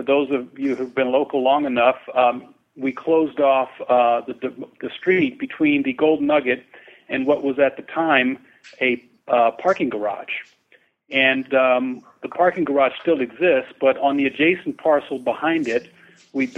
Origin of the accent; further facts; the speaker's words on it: Washington, District of Columbia, United States; moved away as an adult; also born or lived in Philadelphia / Atlantic City / Las Vegas; I'm from the East Coast, Washington, D.C.